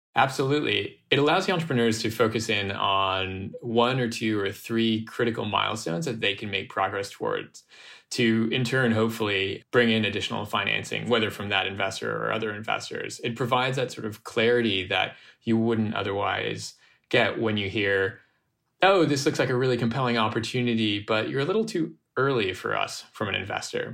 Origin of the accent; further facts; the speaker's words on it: United States; I grew up in a mixed race, dual nationality household in the US